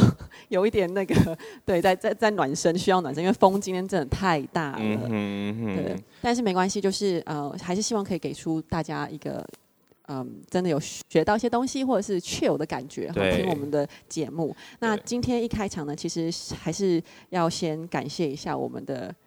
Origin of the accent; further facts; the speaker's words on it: Matsu, Lienchiang County, Taiwan; 我是来自马祖的